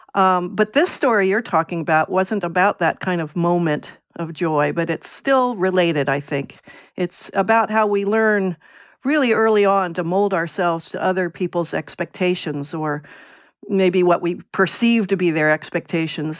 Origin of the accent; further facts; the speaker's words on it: Virginia, United States; moved away as an adult; also born or lived in New England; now in Portland, United States; I grew up in Virginia and went to college in New England